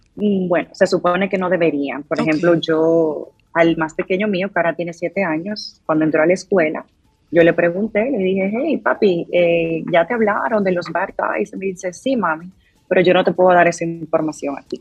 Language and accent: Spanish; Dominican Republic; now in United States; yo como dominicana